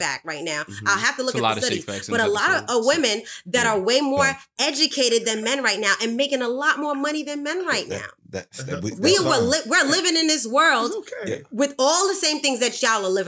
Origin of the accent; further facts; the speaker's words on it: New York City, New York, United States; as a 13-year-old girl growing up in the Bronx